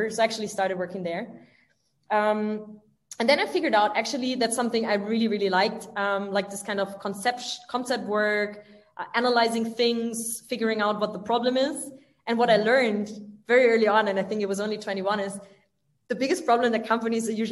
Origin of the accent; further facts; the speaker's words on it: village near Stuttgart, Baden-Württemberg, Germany; moved away as an adult; also born or lived in France; now in Berlin, Germany; I'm from the south of Germany, like a little village close to Stuttgart. So I'm rather from the countryside.